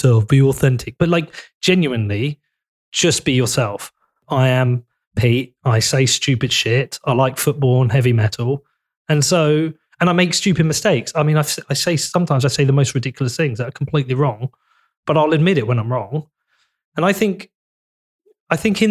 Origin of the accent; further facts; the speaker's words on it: Bedford, East of England, United Kingdom; my town's really important to me. I'm from Bedford